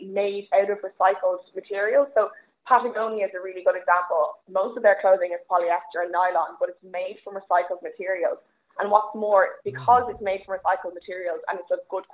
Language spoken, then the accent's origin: English; Ireland; as an Irish person